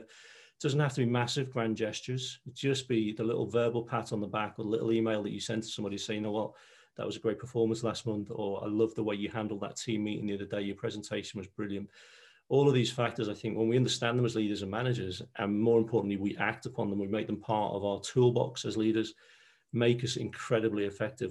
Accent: Liverpool, North West England, United Kingdom; accent: Scouse; moved away as an adult; I'm a Scouser, born and bred in Liverpool

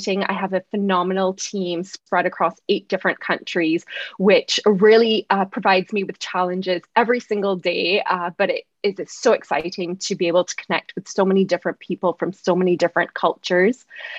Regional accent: Barbados; also born or lived in Oakville / Waterloo, Canada; So even though it does sound a little Canadian, I'm actually from Barbados. I did spend about 10 years living in Canada in Oakville and Waterloo.

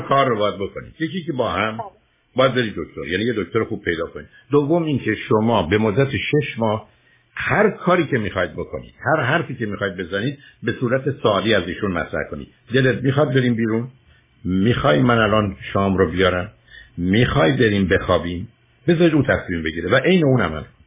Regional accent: Iran; now in United States; ما ها که در ایران بزرگ شدیم وقتی اومدیم امریکا و زبان انگلیسی رو امریکا یاد گرفتیم

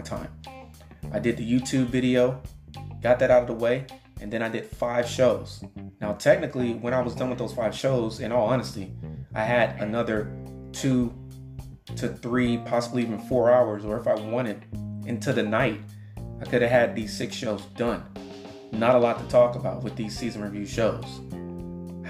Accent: Mississippi, United States; also born or lived in Miami, Florida / Atlanta, Georgia; now in Houston, United States; I was born in Mississippi

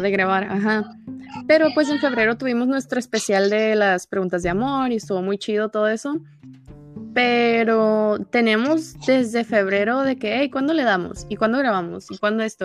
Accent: Tijuana, Baja California, Mexico; soy de Tijuana, los dos somos norteños

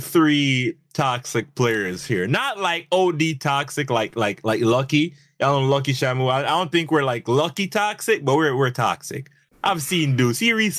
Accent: Jamaica; Yes, I'm a Jamaican.

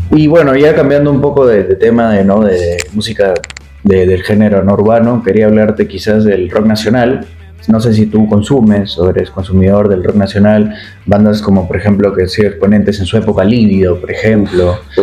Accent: Tacna, Peru; de nuestra ciudad, de la ciudad Tacna

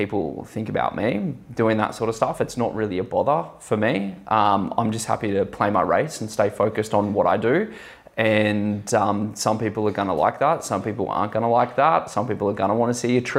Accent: Australia; I'm like as Aussie as it gets

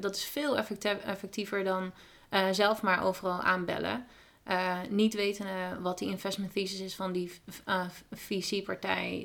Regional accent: Twente, Overijssel, Netherlands; moved away as an adult; now in San Francisco, United States; Ik kom zelf uit Twente

